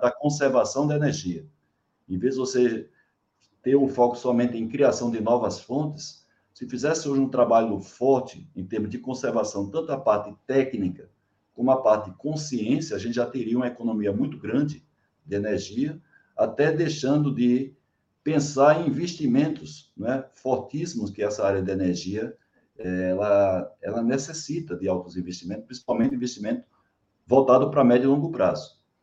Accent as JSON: {"language": "Portuguese", "town": "João Pessoa", "region": "Paraíba", "country": "Brazil", "said": "João Pessoa, Paraíba, minha terra"}